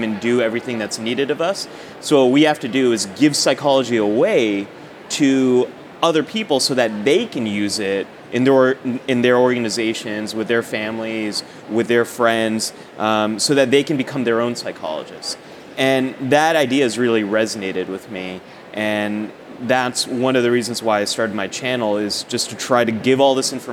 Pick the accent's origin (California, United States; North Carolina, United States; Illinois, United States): California, United States; the Bay Area; I grew up in the Bay Area and went to community college out there in Cupertino, California.